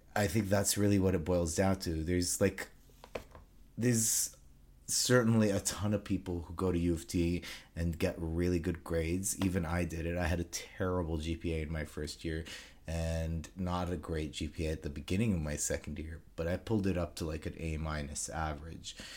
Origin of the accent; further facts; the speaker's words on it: Saudi Arabia; moved away as an adult; now in Toronto, Canada; I was born and raised in Saudi Arabia, um, and then I, I finished high school there, and then I moved to Canada.